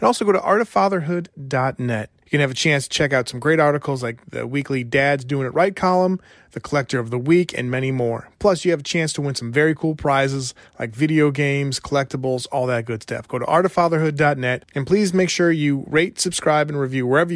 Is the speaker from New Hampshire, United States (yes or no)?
yes; New Hampshire, United States; I grew up in New Hampshire